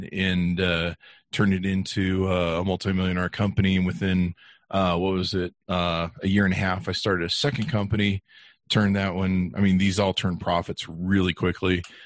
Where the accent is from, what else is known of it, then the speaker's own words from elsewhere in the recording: Los Angeles, California, United States; also born or lived in Hollywood; I grew up poor, and my family, we grew up in North Hollywood